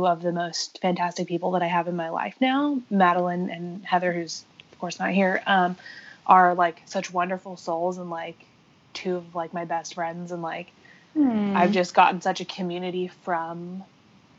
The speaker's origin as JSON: {"language": "English", "region": "California", "country": "United States", "tie": "born or raised there", "moved": "yes", "lives_now": "Dallas, United States", "said": "I grew up, like, in the Lake Tahoe area in California"}